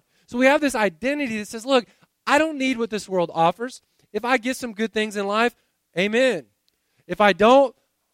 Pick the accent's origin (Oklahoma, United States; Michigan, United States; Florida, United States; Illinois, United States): Florida, United States; Winter Haven; moved away; I grew up in Winter Haven, Florida.